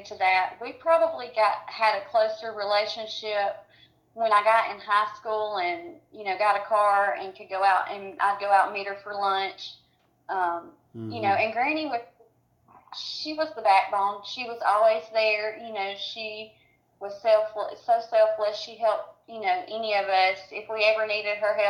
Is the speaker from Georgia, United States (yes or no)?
yes; Cedartown, Georgia, United States; we live in Cedartown. We grew up here